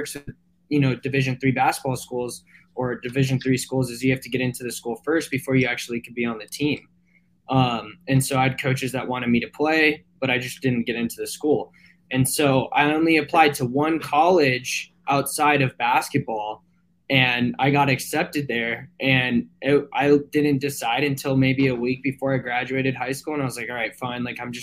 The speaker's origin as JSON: {"language": "English", "town": "Santa Clarita", "region": "California", "country": "United States", "tie": "born or raised there", "said": "I'm from a town outside of LA called Santa Clarita"}